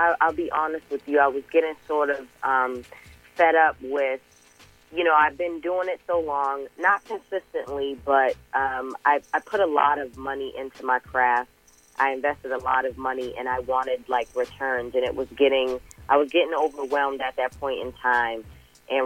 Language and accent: English; Boston, Massachusetts, United States; also born or lived in Georgia; And I'm from Boston, Mass., but I also grew up in Georgia, and I have family from Jamaica as well.